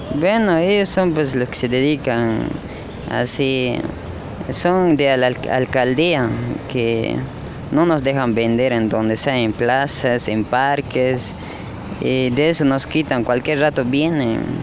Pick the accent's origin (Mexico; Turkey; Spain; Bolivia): Bolivia; Cochabamba; also born or lived in Chapare, Cochabamba; now in Santa Cruz de la Sierra, Bolivia; yo vengo de Cochabamba